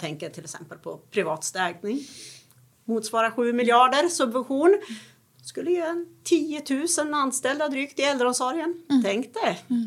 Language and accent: Swedish; Gävle, Gävleborg County, Sweden; jag är ju från Gävle